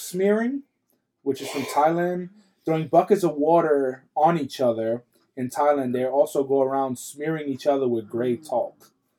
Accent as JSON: {"language": "English", "country": "Ireland", "said": "I'm Irish."}